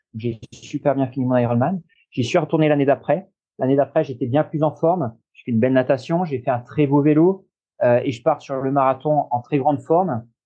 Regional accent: Normandy, France; also born or lived in Royan, Charente-Maritime / Nantes vineyard area; now in Nantes area, France; je suis né en Normandie. Euh, j'ai vécu aussi euh, longtemps. J'ai vécu une douzaine d'années

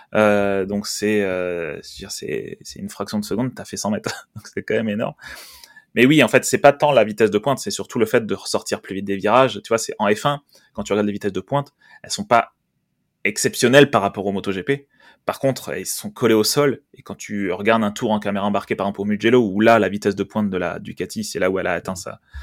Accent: France; en tant que français

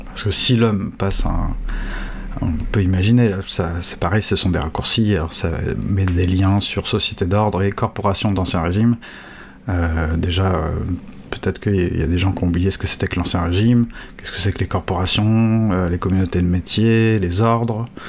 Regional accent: France; en tant que Français

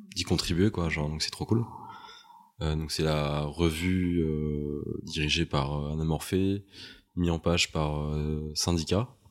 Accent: Montpellier, Occitania, France; moved away as an adult; now in Paris, France; Mais moi, je viens de Montpellier. Je suis parti de Montpellier pour aller à Paris

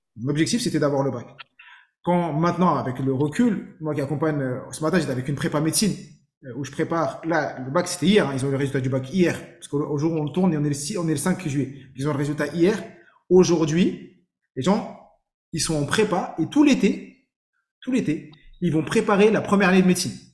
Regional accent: Saint-Ouen, Île-de-France, France; j'ai grandi à Saint-Ouen dans le 93, j'ai tout fait à Saint-Ouen.

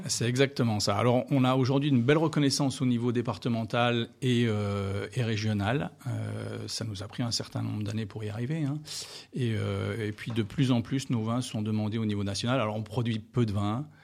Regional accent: Beaujolais, Auvergne-Rhône-Alpes, France; moved away as an adult; also born or lived in New Zealand / Australia / Oregon; now in Moselle, France; je suis originaire du Beaujolais

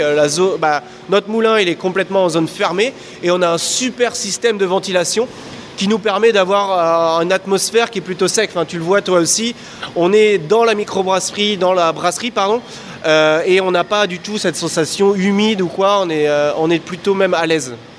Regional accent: France; moved away as an adult; now in Belgium; je suis français, j'arrive au brasseur français en Belgique

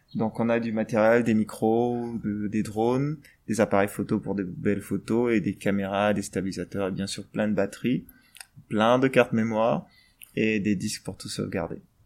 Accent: Gabon; je suis gabonais

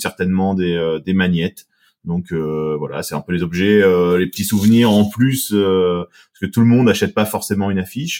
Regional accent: Seine-Maritime, Normandy, France; on est de la Seine-Maritime

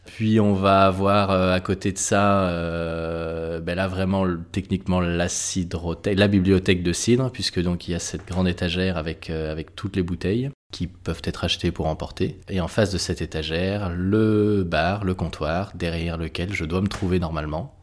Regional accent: Brittany, France; je suis né et que j'ai grandi en Bretagne

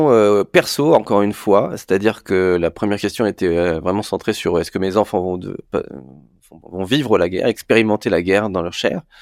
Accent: Paris, Île-de-France, France; comme je suis parisien, avant que les pommes de terre arrivent, dans mon frigo

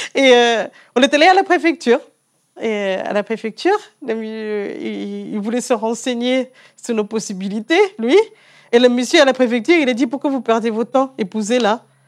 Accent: South Africa; moved away as an adult; also born or lived in Canada; now in France; je viens d'un pays de Commonwealth

